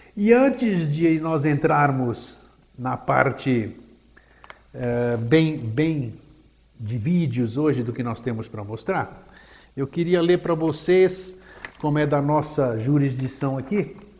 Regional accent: Athens, Attica, Greece; now in Brazil; grego de nascença, como todos sabem, eu nasci em Atenas, Grécia, e estou no Brasil desde 9 de junho de 1954

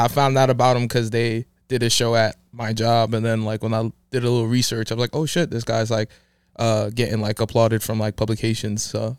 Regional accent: Long Island, New York, United States; So every time I tell people I'm from Long Island, they either think I grew up with like a gazillion white people or I came from bread, which both are wrong.

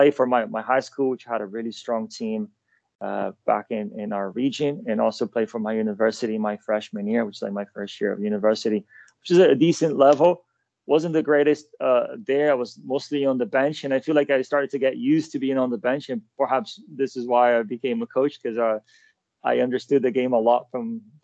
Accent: São Paulo, Brazil; moved away as an adult; also born or lived in Malmö, Sweden / Milan, Italy / Michigan, United States; now in London, United Kingdom; Born and raised in Sao Paulo, Brazil

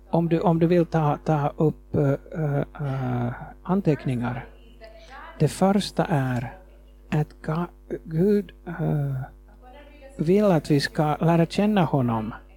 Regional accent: Nairobi, Kenya; Swedish is a second language; moved away as an adult; also born or lived in Nakuru, Kenya / Jyväskylä, Finland; now in Finland; jag växte upp i Kenya

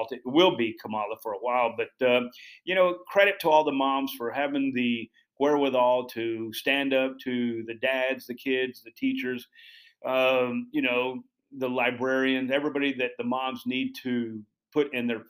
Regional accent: Dallas, Texas, United States; moved away as an adult; Growing up in Dallas, I was a pretty good horseman

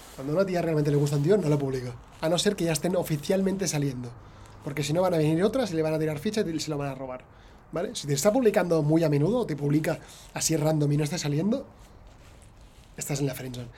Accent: Spain; soy millennial eh, de España

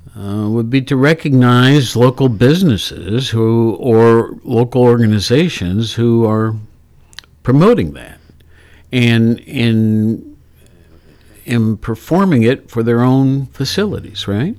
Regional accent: Worthington, Ohio, United States; also born or lived in Honolulu; now in Athens, United States; I was raised in Worthington.

